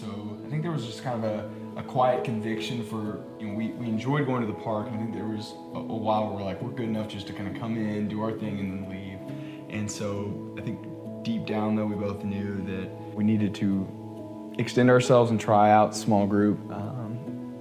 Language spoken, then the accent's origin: English; Dallas, Texas, United States; moved away as an adult; now in Houston, United States; We're both from Dallas originally